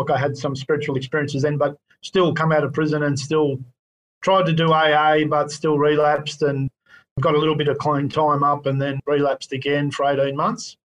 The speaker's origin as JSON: {"language": "English", "town": "Frankston", "region": "Victoria", "country": "Australia", "tie": "born or raised there", "said": "I grew up in Frankston"}